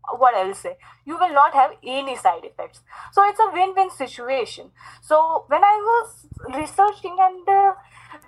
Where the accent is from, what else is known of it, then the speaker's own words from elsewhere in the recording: India; I'm from India